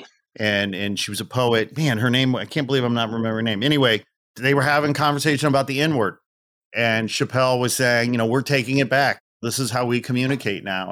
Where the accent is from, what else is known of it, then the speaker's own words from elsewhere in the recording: outside Chicago, Northwest Indiana, United States; I was born and raised outside Chicago, Northwest Indiana, so I'm a Midwesterner.